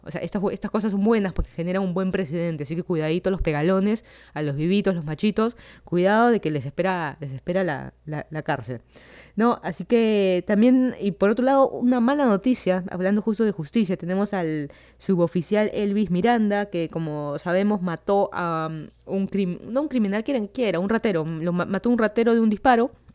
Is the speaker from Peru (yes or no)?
yes; Lima, Peru; moved away as an adult; now in Miami, United States; yo soy de Lima, Perú. Me mudé hace casi dos años de Lima hacia Miami para hacer mi maestría